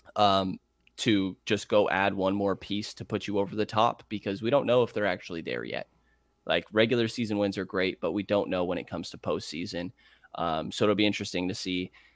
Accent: Bay Area, California, United States; I grew up in the Bay Area

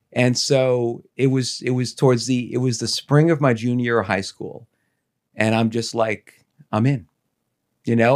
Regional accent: Dumont, New Jersey, United States; I grew up in Dumont

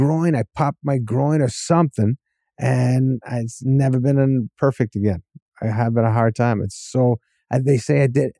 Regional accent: New England, United States; when I was growing up in New England, I'd see a movie in California.

